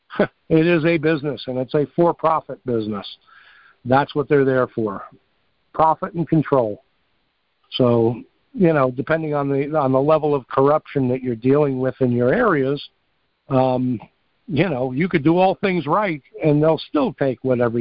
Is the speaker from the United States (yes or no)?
yes; New York, United States; I'm from New York